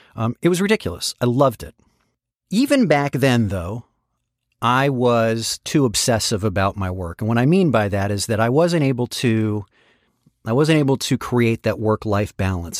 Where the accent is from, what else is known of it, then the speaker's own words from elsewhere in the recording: San Francisco, California, United States; moved away; There was an internship program where I grew up in San Francisco called Enterprise for High School Students